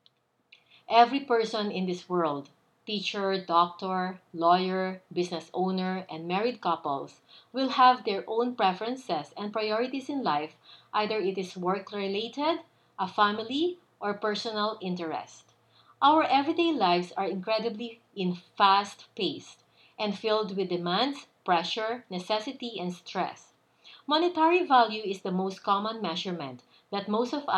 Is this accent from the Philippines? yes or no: yes; Philippines; moved away as an adult; also born or lived in New York, United States; I am originally from the Philippines